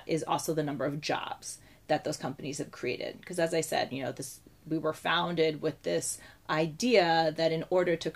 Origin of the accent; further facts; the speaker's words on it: Lake Success, New York, United States; moved away as an adult; also born or lived in Haifa, Israel / northern New Jersey; now in Jerusalem, Israel; We went back to the States for family reasons in the early 90s, and I grew up in Lake Success, which is in Long Island and in northern New Jersey